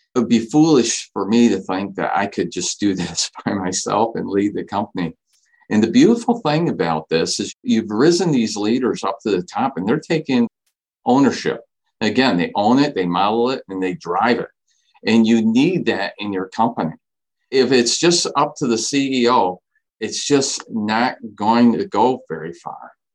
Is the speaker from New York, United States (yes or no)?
no; Saginaw, Michigan, United States; I grew up in Saginaw, been here my entire life.